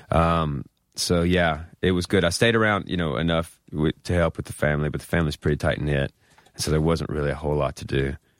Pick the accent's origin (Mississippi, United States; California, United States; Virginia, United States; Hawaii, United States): Mississippi, United States; moved away as an adult; also born or lived in Memphis, Tennessee / Brooklyn, New York; now in New York, United States; growing up in Mississippi